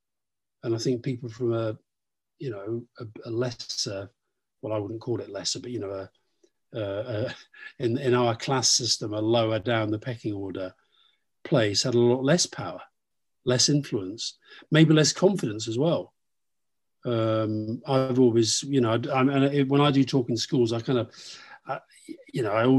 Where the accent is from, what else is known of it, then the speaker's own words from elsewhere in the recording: Keighley, Yorkshire and the Humber, United Kingdom; Keighley, where I was born. I wasn't from a very political background. My parents weren't that political. They were interested in politics, but they weren't political activists. But growing up in Keighley